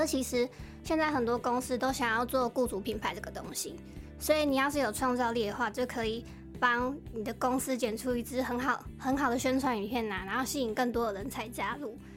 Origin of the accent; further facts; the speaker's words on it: Keelung, Taiwan; 我是基隆人